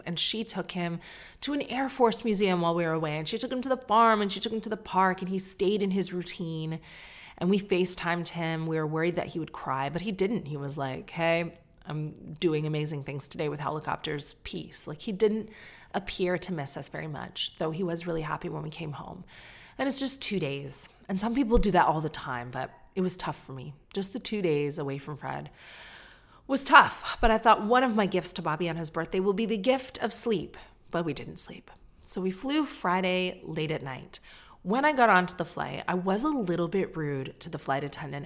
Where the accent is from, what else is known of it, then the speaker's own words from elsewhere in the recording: Canada; now in United Kingdom; me being Canadian